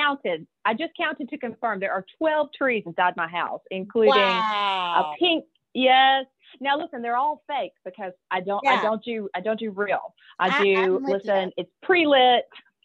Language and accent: English; Jackson, Mississippi, United States; now in Birmingham, United States; I live in Birmingham, Alabama. I'm originally from Jackson, Mississippi.